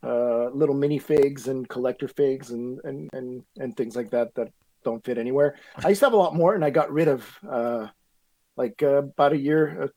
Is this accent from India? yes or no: no; Quebec, Canada; I grew up in Quebec